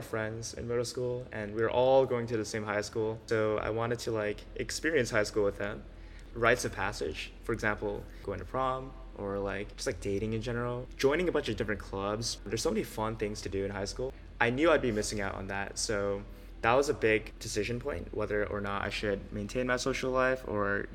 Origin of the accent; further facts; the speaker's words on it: Los Angeles, California, United States; I grew up in LA, California, and I was a pretty normal kid